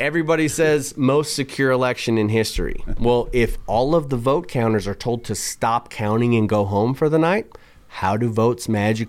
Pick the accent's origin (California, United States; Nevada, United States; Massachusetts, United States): Nevada, United States; Reno; a garage that was less secure than the one I grew up in here in Reno, right?